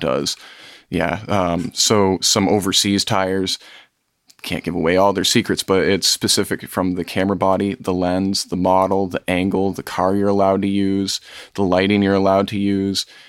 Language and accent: English; Vermont, United States; growing up in Vermont, we've got a lot of small towns